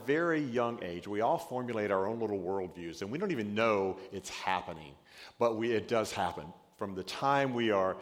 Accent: Georgia, United States; my dad was a big Georgia redneck, because I'm from Georgia

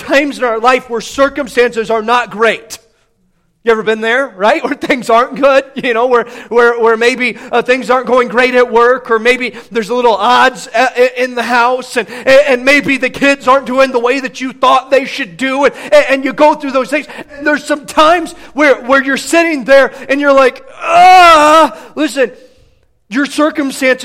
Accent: Midwest, United States; I grew up in the Midwest, I grew up a fan of the Big Ten

